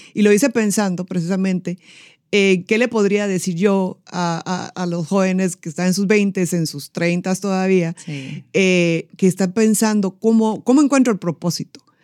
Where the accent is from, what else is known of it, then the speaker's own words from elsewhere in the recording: Guatemala; yo soy guatemalteca